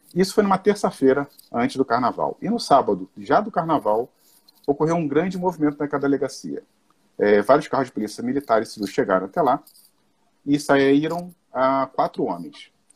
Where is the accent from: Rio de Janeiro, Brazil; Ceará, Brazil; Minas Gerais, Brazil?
Rio de Janeiro, Brazil; Nova Iguaçu; eu sou aqui né, do Rio de Janeiro, sou de Nova Iguaçu, da cidade de Nova Iguaçu